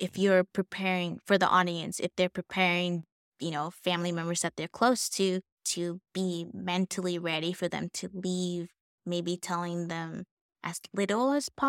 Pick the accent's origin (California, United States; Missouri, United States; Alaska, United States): California, United States; now in Texas, United States; Yeah. I'm from California. So me coming to Texas, it's same mentality of, but we want grandchildren.